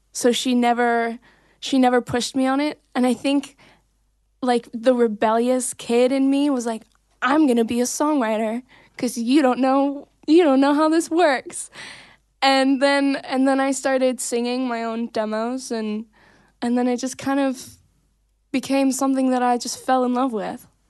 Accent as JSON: {"language": "English", "town": "Santa Clarita", "region": "California", "country": "United States", "tie": "born or raised there", "also_born_or_lived": "Davenport, Iowa"}